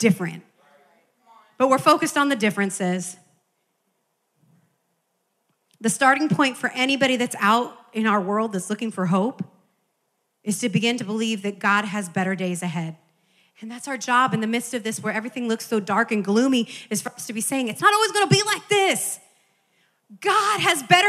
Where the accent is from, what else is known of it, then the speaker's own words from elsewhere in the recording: Midwest, United States; now in California, United States; as a child growing up in the Midwest